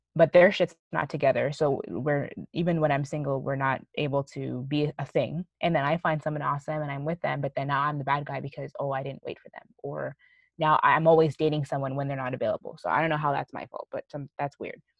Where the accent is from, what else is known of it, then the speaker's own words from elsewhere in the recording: Canada; we grew up here in Canada